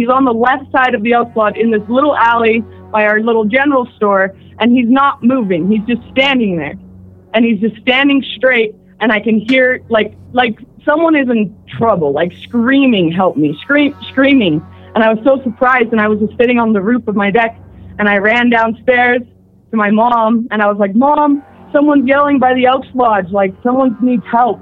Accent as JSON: {"language": "English", "town": "Eureka", "region": "Utah", "country": "United States", "moved": "yes", "lives_now": "Orem, United States", "said": "I'm from a place called Eureka, Utah"}